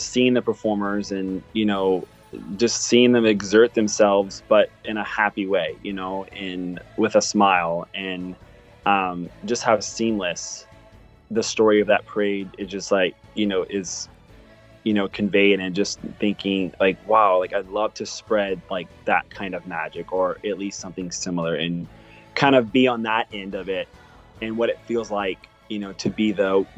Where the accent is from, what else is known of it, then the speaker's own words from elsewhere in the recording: Louisiana, United States; So I grew up in Southeast Louisiana, so not too far, about maybe 11-hour drive to Orlando.